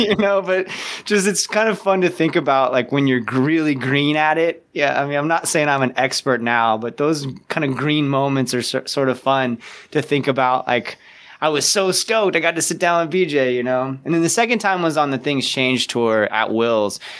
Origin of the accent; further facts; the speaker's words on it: Ocala, Florida, United States; growing up in Ocala